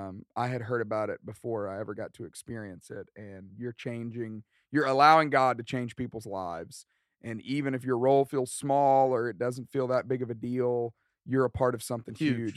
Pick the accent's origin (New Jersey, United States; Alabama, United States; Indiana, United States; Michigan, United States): Alabama, United States; accent: West Alabama; I dropped mine, because I grew up in West Alabama, thick accent.